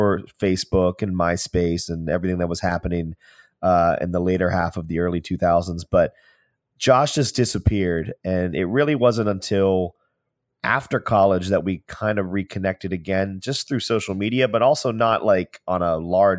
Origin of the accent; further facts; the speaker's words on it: Pittsburgh, Pennsylvania, United States; moved away as an adult; now in Los Angeles, United States; I am a 37-year-old producer and actor. When I was 23, I moved to Los Angeles from Pittsburgh with plans to make it in the entertainment industry.